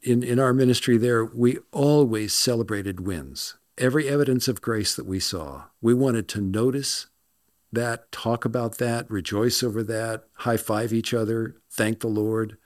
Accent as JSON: {"language": "English", "town": "Los Angeles", "region": "California", "country": "United States", "also_born_or_lived": "Scotland", "moved": "yes", "said": "I'm from Los Angeles"}